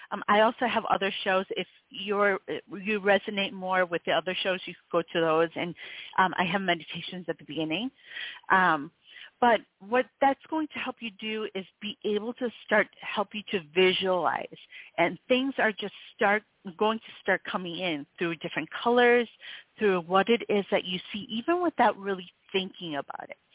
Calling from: New York City, New York, United States; I'm calling from uh, New York City.

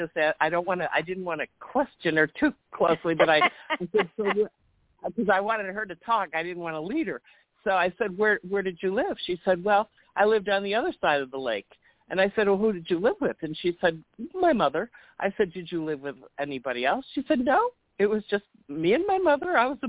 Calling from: Chicago, Illinois, United States; from Chicago.

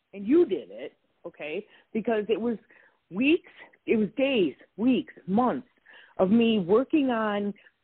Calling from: Wisconsin, United States; I'm calling from Wisconsin.

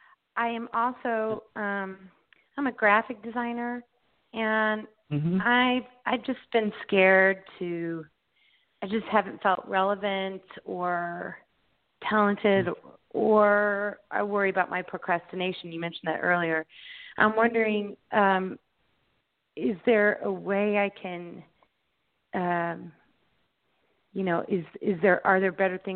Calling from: Indianapolis, Indiana, United States; I'm from Indianapolis, Indiana.

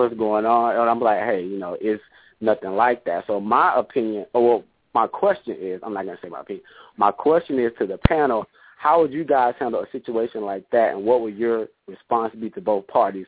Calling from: Houston, Texas, United States; also born or lived in a rural town; I'm calling from Houston, Texas.

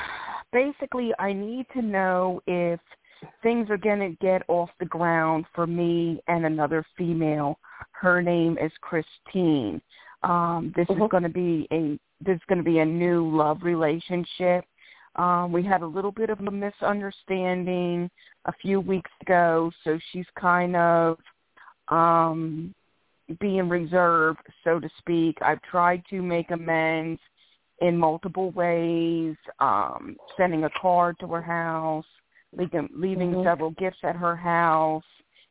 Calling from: Philadelphia, Pennsylvania, United States; I'm calling in from Philadelphia, PA.

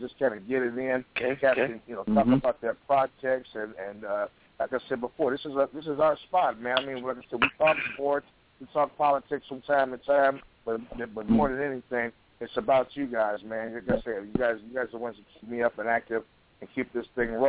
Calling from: Portland, Oregon, United States; when I'm calling, I'm hailing from Portland, Oregon, out here in the City of Roses, you know what I'm saying? Trailblazer country, all you NBA fans out there.

